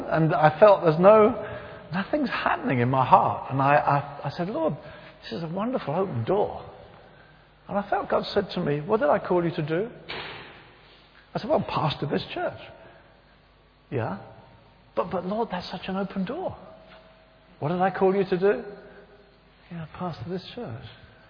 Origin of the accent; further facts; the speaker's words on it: near Brighton, South East England, United Kingdom; it wasn't far from the town I was raised